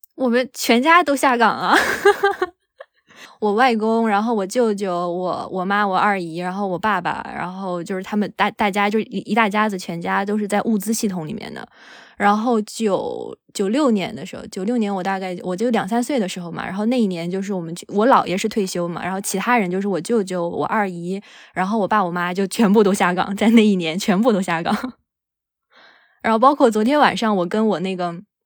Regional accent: Northeast China, China; 作为东北人

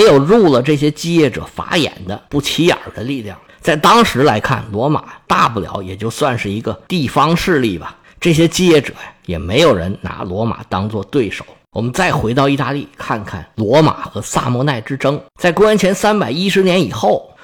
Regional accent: China; 我们中国人

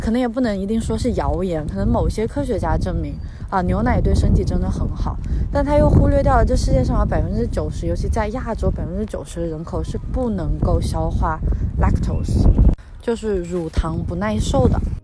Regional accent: China; 我们在国内长大，在马克思主义 哲学环境下长大

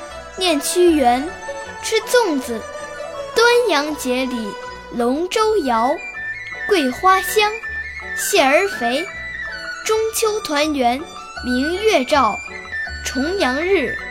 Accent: Beijing, China

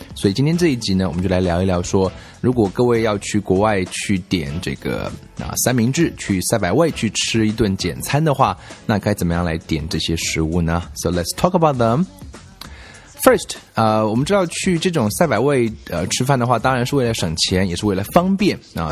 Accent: China; 我们中国人吃的是 rice vinegar

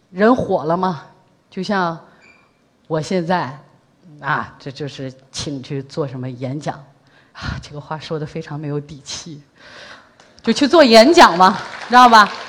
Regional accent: Shanxi, China; now in Beijing, China; 因为我是山西人嘛，呃，回老家过年

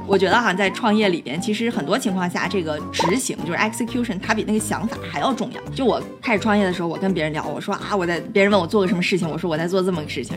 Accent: Dalian, Liaoning, China; moved away as an adult; also born or lived in Beijing / New York; 我自己是在国内长大的，大连土生土长

